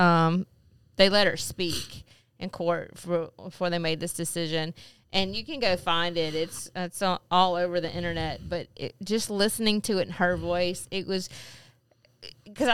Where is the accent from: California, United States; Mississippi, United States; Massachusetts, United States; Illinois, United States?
Mississippi, United States; McComb; moved away; also born or lived in Louisiana; I was born in Macomb